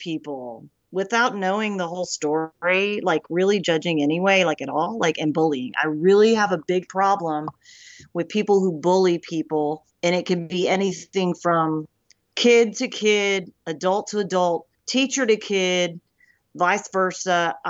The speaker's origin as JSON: {"language": "English", "town": "Memphis", "region": "Tennessee", "country": "United States", "tie": "born there", "also_born_or_lived": "Eagle Pass, Texas / Durant, Oklahoma / Coffeyville, Kansas", "said": "When I was born in Memphis, Tennessee. So I moved around a lot, was never able to actually stay somewhere and stay grounded"}